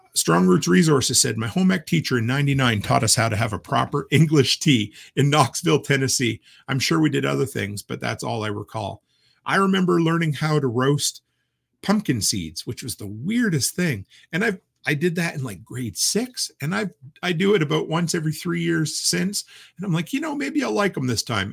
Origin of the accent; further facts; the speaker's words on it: Nova Scotia, Canada; moved away; back to where I grew up in Nova Scotia